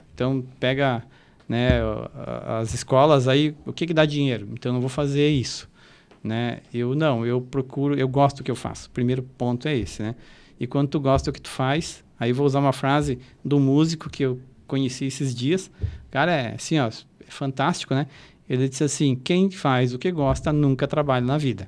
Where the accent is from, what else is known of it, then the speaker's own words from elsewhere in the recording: Catanduvas, Santa Catarina, Brazil; moved away as an adult; also born or lived in Blumenau / Florianópolis; Eu sou natural do Oeste